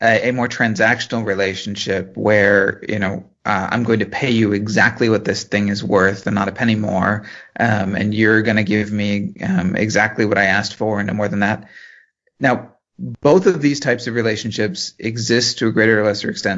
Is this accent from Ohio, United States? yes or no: yes; Cleveland, Ohio, United States; I grew up in the Cleveland area